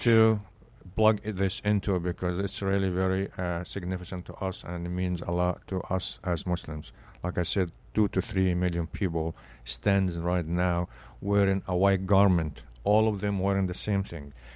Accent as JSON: {"language": "English", "town": "Belbeis", "region": "Sharqia", "country": "Egypt", "tie": "born or raised there", "second_language": "English", "moved": "as an adult", "lives_now": "United States", "said": "I grew up in Egypt, and, uh, s, was a small city"}